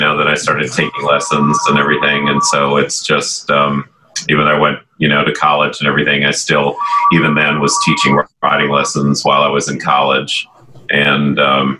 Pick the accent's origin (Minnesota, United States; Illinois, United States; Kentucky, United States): Illinois, United States; Barrington; I grew up in Barrington, Illinois, and everyone in the neighborhood all had horses and ponies.